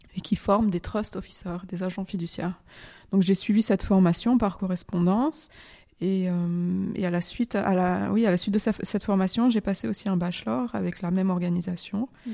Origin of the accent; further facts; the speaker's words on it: near Lyon, Auvergne-Rhône-Alpes, France; also born or lived in Ferney-Voltaire / Geneva; Je suis née en France, euh, à côté de Lyon, au Yona, un petit village.